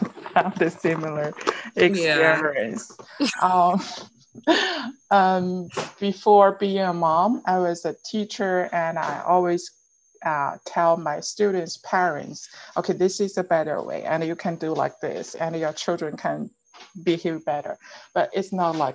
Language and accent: English; Jilin, China; English is a second language; moved away as an adult; also born or lived in Liaoning / Shenzhen / Beijing / Baotou, Inner Mongolia; now in Georgia, United States; I was born in Jilin province. That was the northeast part of China.